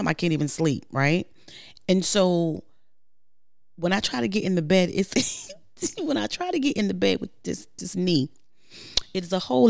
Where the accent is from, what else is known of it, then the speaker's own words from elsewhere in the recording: New York, United States; I'm from New York.